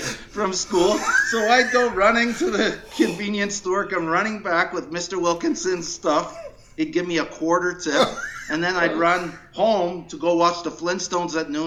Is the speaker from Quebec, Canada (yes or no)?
yes; Montreal, Quebec, Canada; moved away as an adult; also born or lived in Schefferville, Quebec / Pickering, Ontario; You know, I grew up in Montreal. I was born in northern Quebec in a mining town called Schefferville